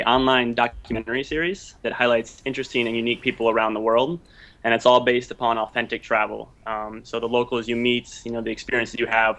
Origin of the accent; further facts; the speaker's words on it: West Virginia, United States; from West Virginia in the United States